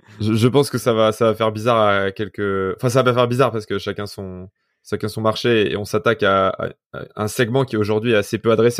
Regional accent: Vif, Auvergne-Rhône-Alpes, France; je suis un mec de vif. donc, à côté, dans la banlieue de Grenoble, j'ai fait, j'étais au lycée en ZEP

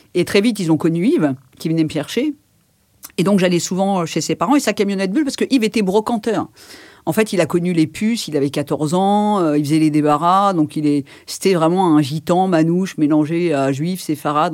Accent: Villejuif, Île-de-France, France; je suis née à la Pitié et j'ai grandi là-bas

